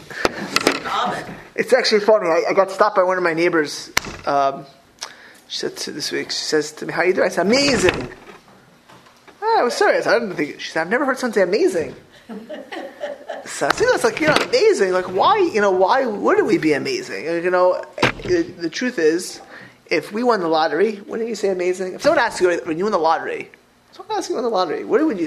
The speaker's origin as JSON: {"language": "English", "region": "Florida", "country": "United States", "tie": "born or raised there", "said": "I grew up in Florida"}